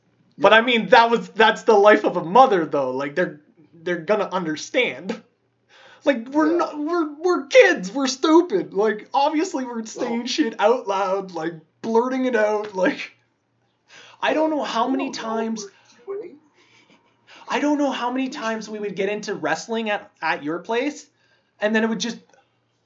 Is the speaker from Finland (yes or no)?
no; Canada; as a Canadian kids